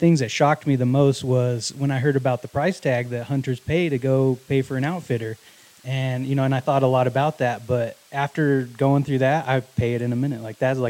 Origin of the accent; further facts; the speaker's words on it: Wyoming, United States; I was born in Wyoming.